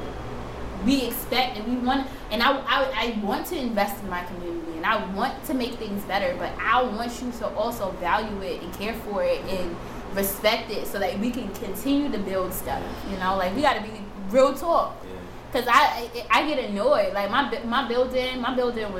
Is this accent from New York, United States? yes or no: yes; New York City, New York, United States; I grew up in the Bronx.